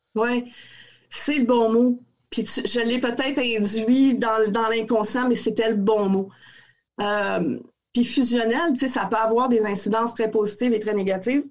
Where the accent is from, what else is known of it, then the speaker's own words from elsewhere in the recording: Quebec City, Quebec, Canada; moved away as an adult; fille de Québec, très amoureuse de cette ville-là. Je suis sortie de Québec